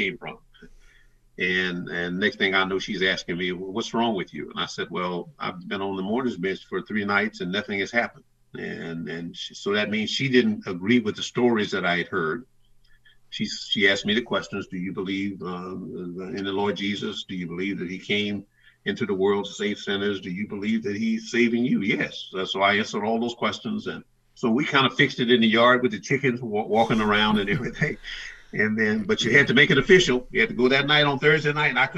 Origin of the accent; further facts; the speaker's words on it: the South, United States; growing up in the South that I grew up in.